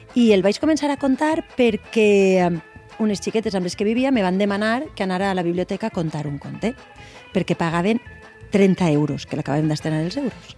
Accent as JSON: {"language": "Catalan", "region": "Valencian Community", "country": "Spain", "said": "la nostra pròpia identitat personal i com a valencianes"}